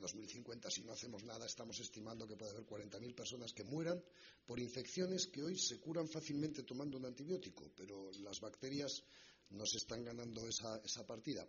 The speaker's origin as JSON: {"language": "Spanish", "country": "Spain", "said": "lo que hemos hecho como españoles"}